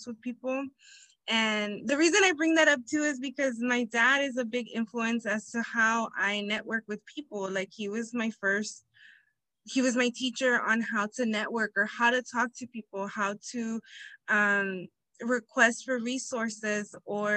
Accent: Inglewood, California, United States; also born or lived in Humboldt State, Northern California; I was raised in Inglewood, California

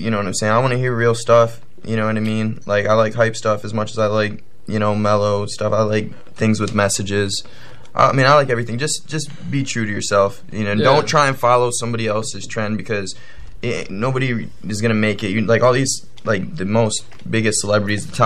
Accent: Detroit, Michigan, United States; also born or lived in Hawaii; now in Sarasota, United States; I grew up over there since I was young. I lived in, you know, I grew up in Southwest, grew up in Dearborn, Downriver area, Melvindale.

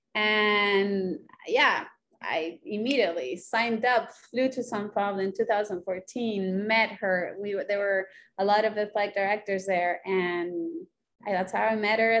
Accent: Chile; moved away as an adult; also born or lived in Honduras / Santiago, Chile / United States; now in Rio de Janeiro, Brazil; Then we went back to Chile, and we lived in a city in the north of Santiago, the capital, and I and I lived there for about eight years.

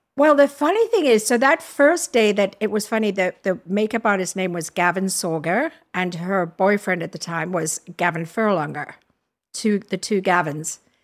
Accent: Durban, KwaZulu-Natal, South Africa; moved away as an adult; also born or lived in Zambia / Cape Town; now in New York City, United States; left my hometown, which is Durban

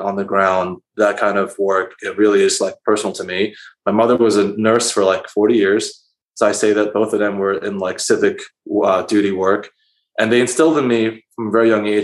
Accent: Philadelphia, Pennsylvania, United States; moved away as an adult; also born or lived in Queens, New York; now in New York, United States; I was born and raised in Philadelphia

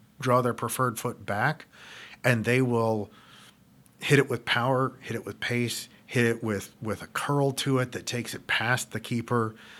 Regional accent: United States

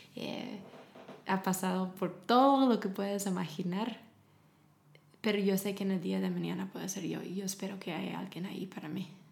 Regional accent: United States; Spanish is a second language; moved away as an adult; also born or lived in Germany / Romania; now in Guatemala; yo era la gringa

